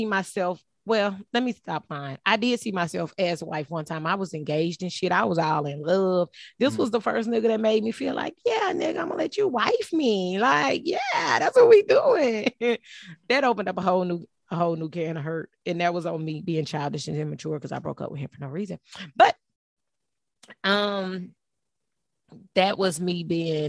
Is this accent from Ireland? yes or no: no; Ninety Six, South Carolina, United States; also born or lived in Port Arthur, Texas; in South Carolina, I was raised on Little Mountain Road